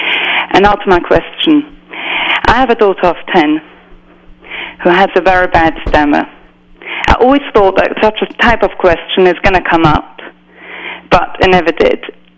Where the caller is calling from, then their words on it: London, United Kingdom; I'm actually calling from London.